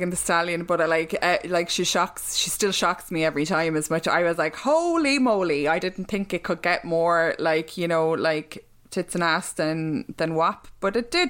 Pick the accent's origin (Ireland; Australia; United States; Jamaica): Ireland; we are from Catholic Ireland